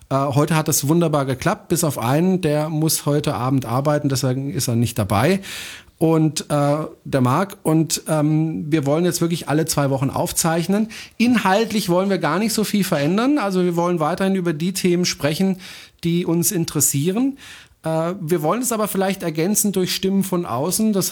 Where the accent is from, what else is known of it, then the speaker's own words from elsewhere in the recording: France; German is a second language; Das ist ein deutscher Satz. Ich bin Franzose, ich darf das.